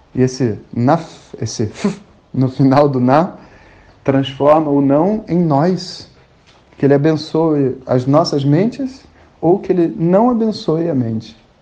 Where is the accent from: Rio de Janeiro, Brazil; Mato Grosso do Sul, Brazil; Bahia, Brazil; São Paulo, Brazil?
Rio de Janeiro, Brazil; sou carioca e tava no Rio de Janeiro